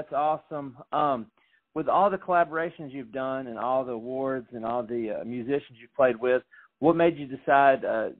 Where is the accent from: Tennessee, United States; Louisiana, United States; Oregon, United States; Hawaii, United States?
Tennessee, United States; Franklin; my hometown in Franklin